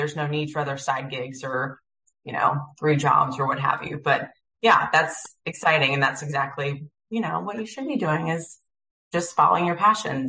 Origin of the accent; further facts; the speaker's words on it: Lowcountry, South Carolina, United States; I'm originally from the Lowcountry as well. And, you know, being a South Carolinian